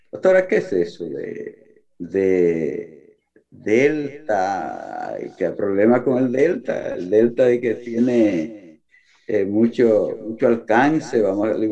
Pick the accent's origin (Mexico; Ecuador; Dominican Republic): Dominican Republic; desde esta importante provincia del este de nuestro país.